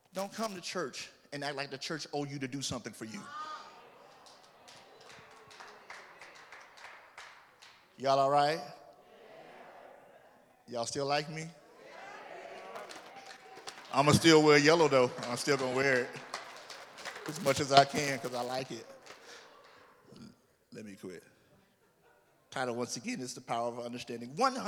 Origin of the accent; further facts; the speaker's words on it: Orlando, Florida, United States; moved away; I'm from Orlando